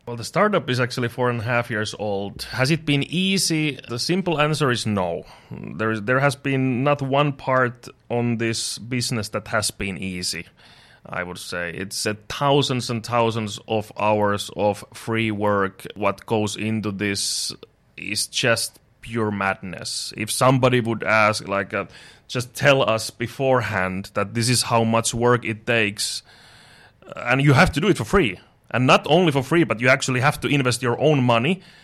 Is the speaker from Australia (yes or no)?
no; Finland; moved away as an adult; now in Dubai, United Arab Emirates; I'm from Finland